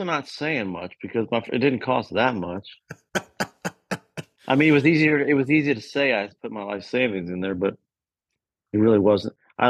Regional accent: Lexington, Kentucky, United States; now in Nashville, United States; I'm from Lexington, which is, I'm a city slicker.

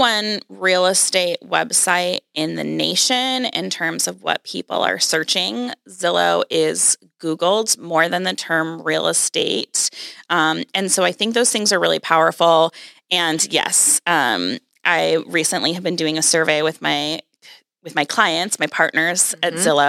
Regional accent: Seattle, Washington, United States; I grew up in Seattle. I moved to Seattle when I was two.

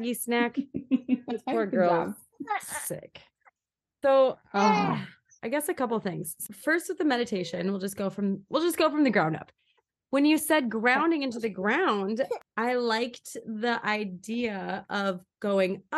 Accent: Minnesota, United States; I grew up in Minnesota

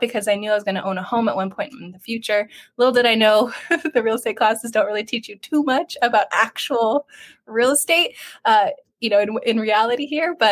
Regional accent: San Diego County, California, United States; I grew up locally here in San Diego County, and I graduated

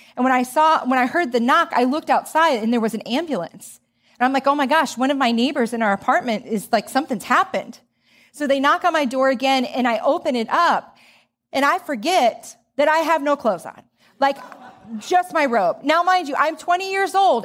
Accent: Joliet, Illinois, United States; I grew up in Joliet, Illinois

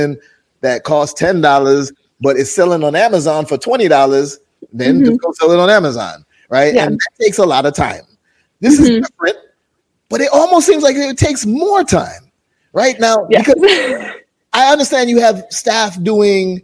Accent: Jamaica; I'm from Jamaica

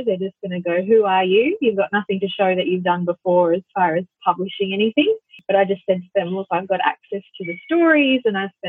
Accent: Hervey Bay, Queensland, Australia; I was working with the whales in Harvey Bay, which is my hometown

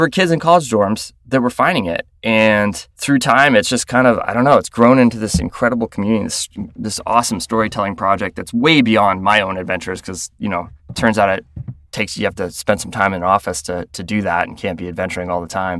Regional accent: Florida, United States; moved away; I grew up in Florida, and I grew up in the suburbs of Florida

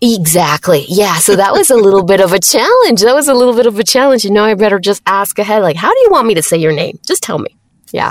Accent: Mexico; English is a second language; I'm from Mexico

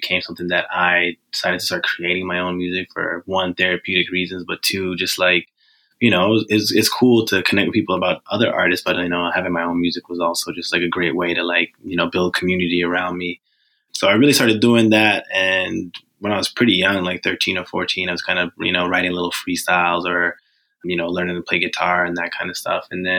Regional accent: Botswana; now in Vancouver, Canada; Yeah, I'm originally from Botswana. I moved to Canada in 2010.

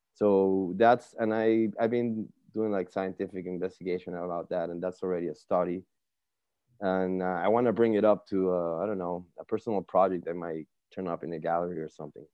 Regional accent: Margarita Island, Nueva Esparta, Venezuela; moved away as an adult; also born or lived in Caracas, Venezuela; I'm from Venezuela, Caracas, Venezuela uh, specifically an island called Margarita.

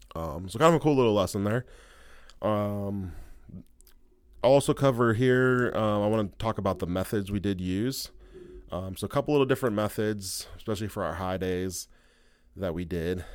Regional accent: Ohio, United States; we're both from Ohio

